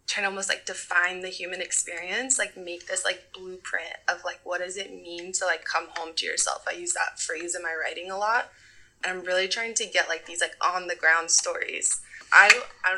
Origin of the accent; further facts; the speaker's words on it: Southern California, United States; moved away as an adult; now in Oakland, United States; I'm from Southern California, but I've been living in the Bay Area for about 10 years now.